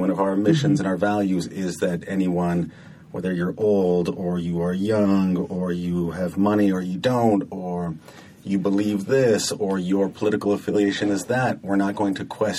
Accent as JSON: {"language": "English", "town": "San Jose", "region": "California", "country": "United States", "tie": "born or raised there", "said": "In San Jose."}